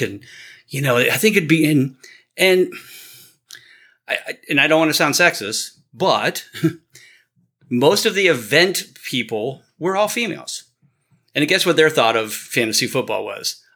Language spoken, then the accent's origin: English; Canton, Ohio, United States; born and raised in Canton and I grew up as a child